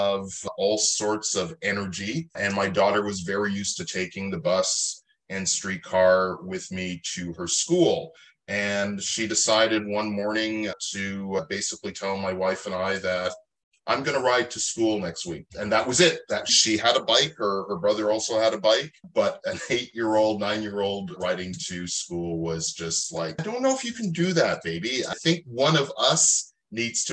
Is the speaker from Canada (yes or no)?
yes; Mississauga, Ontario, Canada; now in Toronto, Canada; I was born just outside of Toronto in a city called Mississauga. Spent a good 20 years there